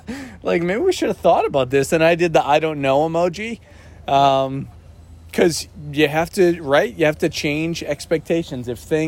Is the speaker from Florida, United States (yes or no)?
yes; Florida, United States; even though I grew up in Florida and I hate Disney.